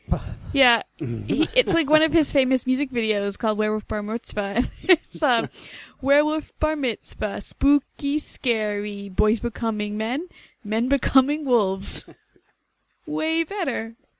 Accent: Canada; we're both Canadian.

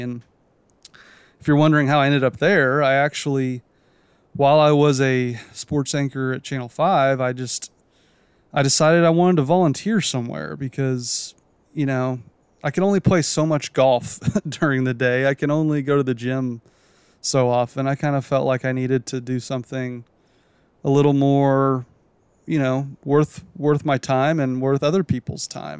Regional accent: Edmond, Oklahoma, United States; got a job in my hometown. I'm from Edmond

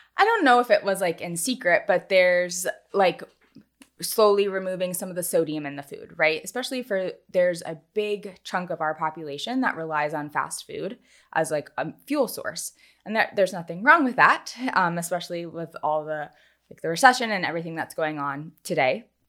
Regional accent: North Carolina, United States; also born or lived in Los Angeles; now in Charleston, United States; originally from North Carolina, and we are so excited to be back in the South

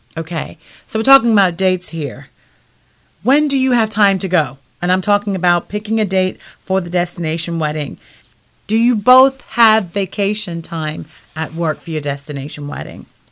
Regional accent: United Kingdom; now in United States; I'm originally from the United Kingdom.

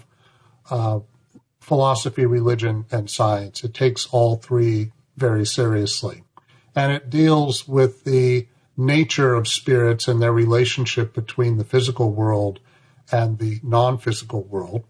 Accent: Berkeley, California, United States; I was born in Berkeley, California

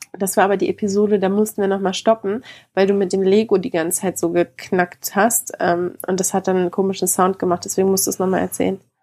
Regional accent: Germany; Bei uns in Deutschland

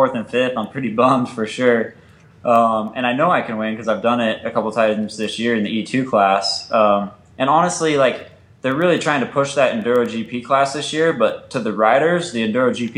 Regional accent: Arizona, United States; I'm from Arizona

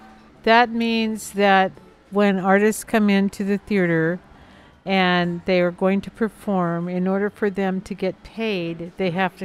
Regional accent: France; moved away; And I grew up in France

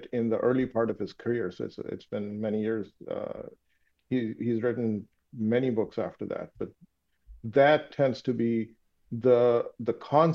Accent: Pakistan; first language Urdu; English is a second language; moved away; being from Pakistan, my native language is Urdu

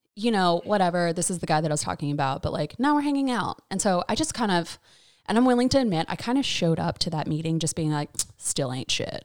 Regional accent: Raleigh, North Carolina, United States; I was born and raised in Raleigh

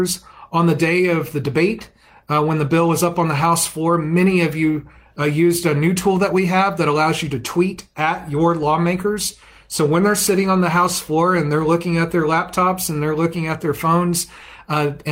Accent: Fort Worth, Texas, United States; my hometown of Fort Worth

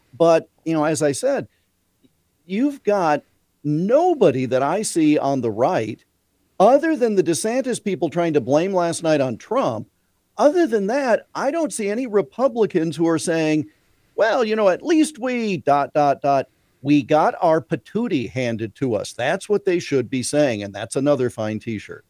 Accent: Iowa, United States; my home state of Iowa

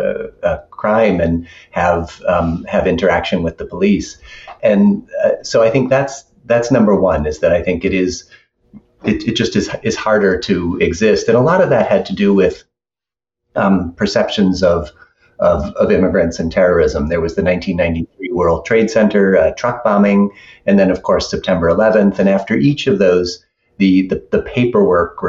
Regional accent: Buffalo, New York, United States; I grew up in Buffalo as an adoptee

